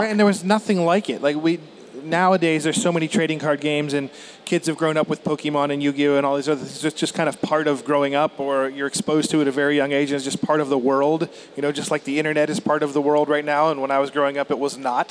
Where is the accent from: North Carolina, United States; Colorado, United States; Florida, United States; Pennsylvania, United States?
Pennsylvania, United States; southwestern; I grew up in southwestern Pennsylvania